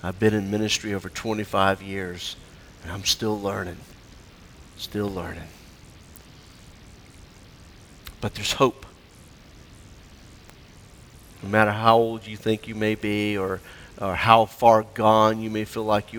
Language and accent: English; Florida, United States; moved away; I grew up in Florida where you had warm, rainy weather.